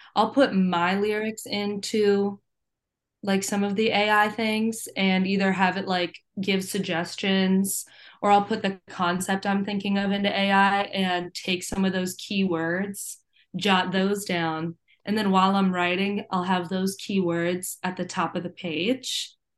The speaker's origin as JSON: {"language": "English", "region": "Virginia", "country": "United States", "tie": "born or raised there", "said": "growing up in Virginia"}